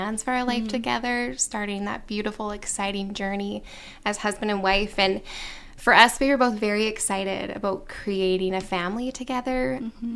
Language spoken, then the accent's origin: English; Nova Scotia, Canada; moved away; I grew up in Nova Scotia